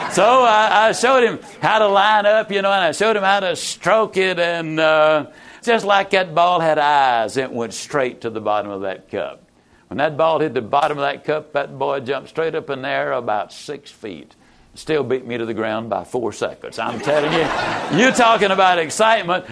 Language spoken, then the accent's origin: English; East Texas, United States; born or raised there